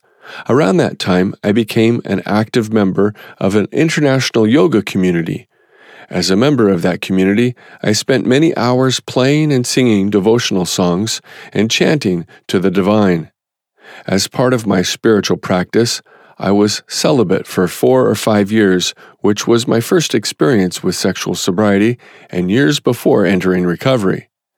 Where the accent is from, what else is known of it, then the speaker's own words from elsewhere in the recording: Midwest, United States; I grew up in the American Midwest in a musical family.